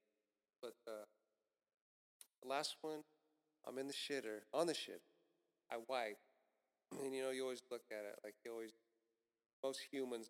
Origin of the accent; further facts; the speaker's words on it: Mount Hope, Kansas, United States; moved away as an adult; now in Atlanta, United States; I grew up in, I'm from Kansas, Wichita, Kansas, a small town outside of Wichita, Kansas, Mount Hope.